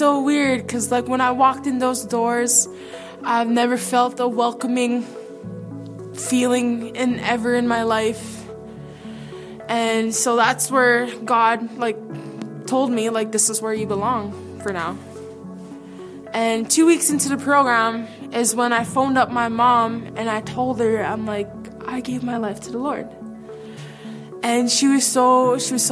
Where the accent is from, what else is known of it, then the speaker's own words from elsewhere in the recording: Dauphin, Manitoba, Canada; now in Brandon, Canada; I was born and raised in Dauphin, Manitoba.